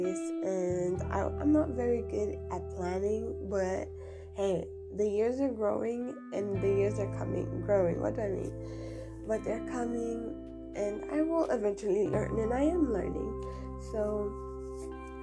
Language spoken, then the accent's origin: English; Tanzania; moved away; I am from East Africa, Tanzania